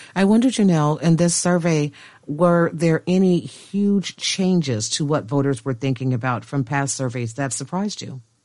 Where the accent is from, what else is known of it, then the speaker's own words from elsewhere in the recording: Chicago, Illinois, United States; I'm a black woman, as I said, and, and I'm from Chicago.